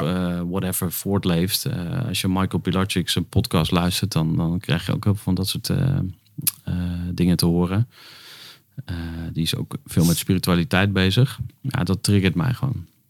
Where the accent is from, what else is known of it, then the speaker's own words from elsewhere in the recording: Twente, Overijssel, Netherlands; Ik ben geboren in Twente